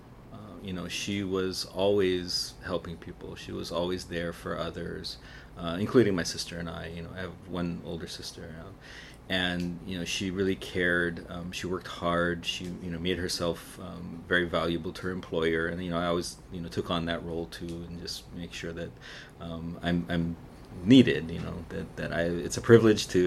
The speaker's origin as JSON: {"language": "English", "area": "Maui", "region": "Hawaii", "country": "United States", "tie": "born or raised there", "also_born_or_lived": "Kula, Maui", "said": "I was born on Maui in a place called Kanayo"}